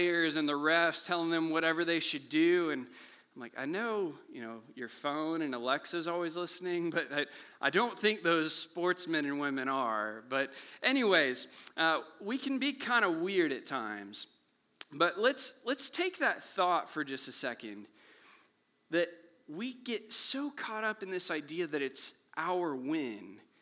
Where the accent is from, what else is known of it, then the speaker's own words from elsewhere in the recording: Kansas City, Missouri, United States; I grew up here in Kansas City